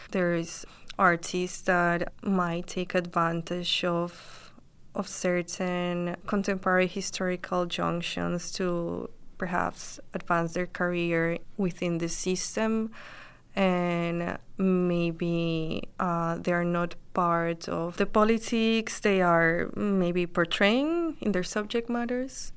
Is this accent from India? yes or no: no; Colombia; now in Brooklyn, United States; I am based in Brooklyn and I'm from Colombia originally.